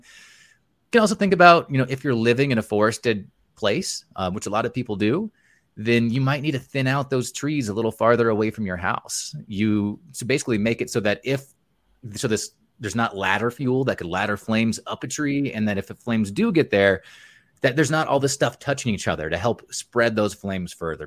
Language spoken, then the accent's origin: English; Montana, United States; here in my home state, Montana